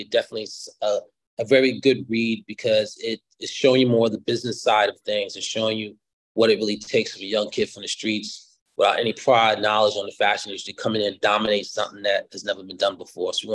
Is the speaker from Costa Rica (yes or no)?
yes; Costa Rica; born there; so I was born in Costa Rica, so they wanted a designer to come to the house